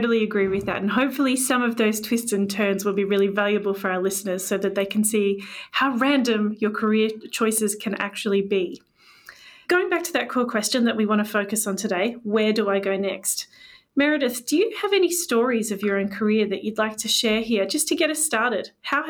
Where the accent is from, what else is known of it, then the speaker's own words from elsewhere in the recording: Canada; moved away as an adult; now in London, United Kingdom; And I moved to London from Canada